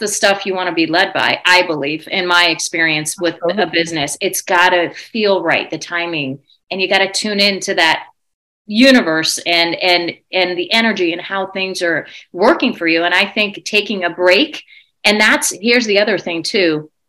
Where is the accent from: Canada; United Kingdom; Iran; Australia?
Iran; born there; I was born in Iran and didn't know what that even meant.